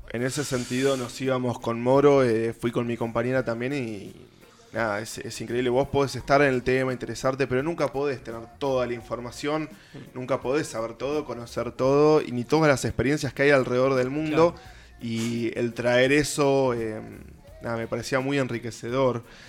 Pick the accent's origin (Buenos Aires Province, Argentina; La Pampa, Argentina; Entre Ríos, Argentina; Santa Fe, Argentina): Buenos Aires Province, Argentina; Avellaneda; yo soy de Avellaneda